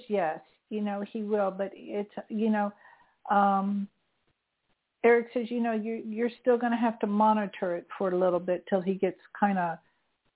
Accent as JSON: {"language": "English", "town": "St. Petersburg", "region": "Florida", "country": "United States", "moved": "yes", "said": "I'm from St. Petersburg. My family still lives there."}